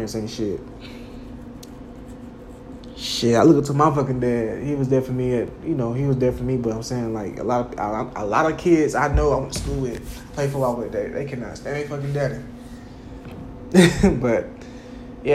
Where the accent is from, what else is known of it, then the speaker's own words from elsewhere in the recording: Jacksonville, United States; now in Spartanburg, United States; Growing up in Jacksonville, especially living out here in Spartanburg, South Carolina